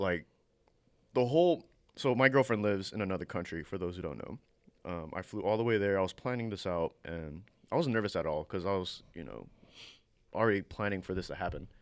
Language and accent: English; United States; I was born in America